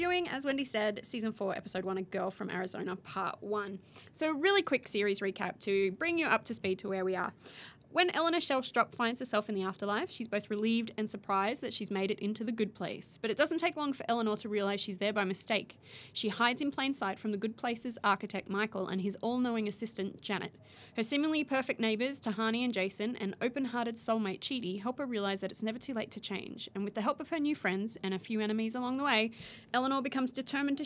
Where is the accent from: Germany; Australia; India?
Australia; While I was living overseas, and inevitably people would be like, oh, where are you from? And they never pick Australia